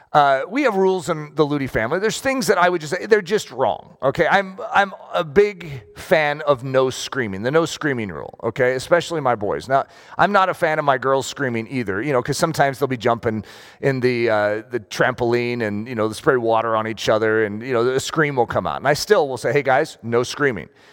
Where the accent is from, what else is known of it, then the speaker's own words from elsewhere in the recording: United States; I'm American